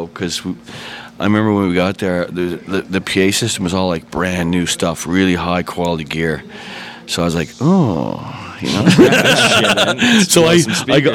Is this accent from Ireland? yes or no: yes; Dublin, Leinster, Ireland; I'm Irish, born in Dublin